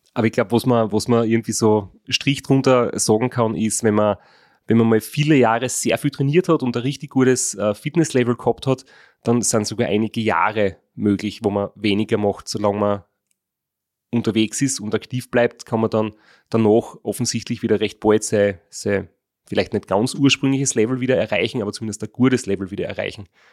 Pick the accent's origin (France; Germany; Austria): Austria; Graz, Styria; wir sind alle aus Graz